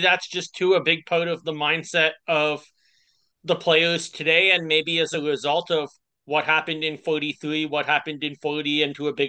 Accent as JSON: {"language": "English", "town": "Ottawa", "region": "Ontario", "country": "Canada", "said": "I'm from Ottawa, Canada, which is, for those of you who aren't sure, about 7 hours straight north drive from New York City."}